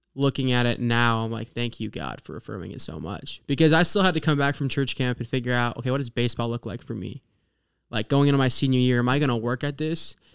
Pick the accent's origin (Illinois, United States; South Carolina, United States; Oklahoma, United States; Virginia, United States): Oklahoma, United States; moved away as an adult; now in Indiana, United States; my hometown in Oklahoma